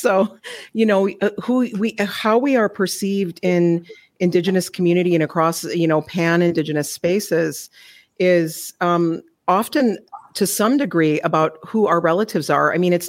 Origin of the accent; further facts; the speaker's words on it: Flandreau Santee Sioux Reservation, South Dakota, United States; also born or lived in Minneapolis–St. Paul, Minnesota; now in Edmonton, Canada; Wapdanoyate, which is a Dakota people on the eastern side of South Dakota. I grew up there in part Flandre Santee Sioux Reservation and Sistan Wapton, also partly in the Twin Cities of Minneapolis and St. Paul.